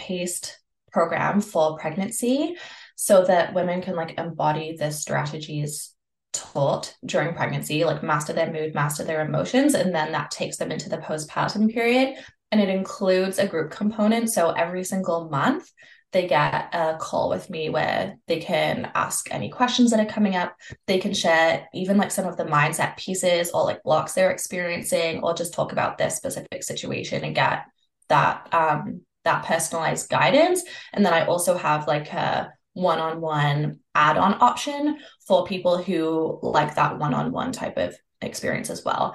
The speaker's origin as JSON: {"language": "English", "country": "Canada", "said": "I'm from Canada"}